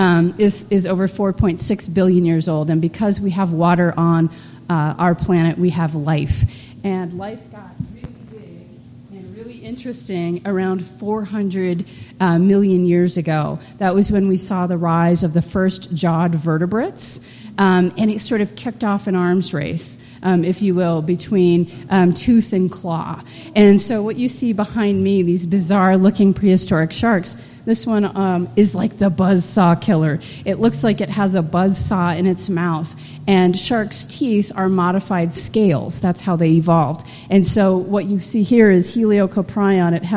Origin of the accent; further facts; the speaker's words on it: Colorado, United States; I grew up here in Colorado, just like many of you. I'm a Colorado native.